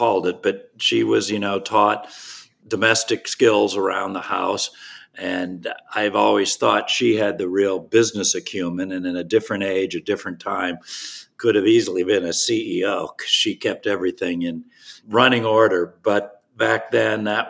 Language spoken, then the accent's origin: English; South Bend, Indiana, United States; I was born at Memorial Hospital, South Bend, Indiana. I was raised in South Bend, public schools throughout high school